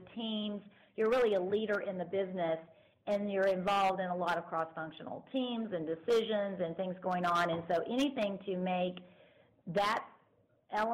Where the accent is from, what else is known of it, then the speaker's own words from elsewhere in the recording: Dallas, Texas, United States; now in Austin, United States; I'm from Texas originally, but from the Dallas area